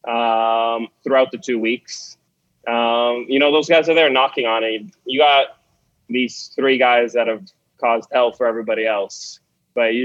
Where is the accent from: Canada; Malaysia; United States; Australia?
Canada; as a Canadian